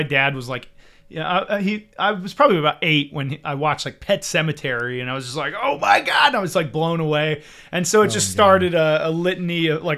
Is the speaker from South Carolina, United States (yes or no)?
no; Georgia, United States; also born or lived in Germany; I was born in Germany. My dad was in the military. My mom was German. And we sort of moved around quite a bit for the first few years of my life. But we sort of settled down in Georgia